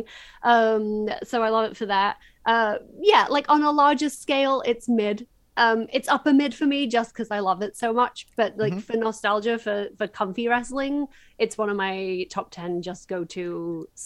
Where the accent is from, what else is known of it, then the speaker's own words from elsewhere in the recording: Yorkshire and the Humber, United Kingdom; I'm literally from Yorkshire